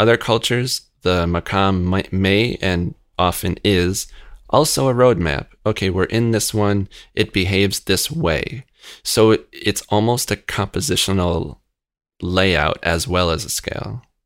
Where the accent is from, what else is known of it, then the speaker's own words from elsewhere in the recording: Rochester, New York, United States; I grew up in Rochester.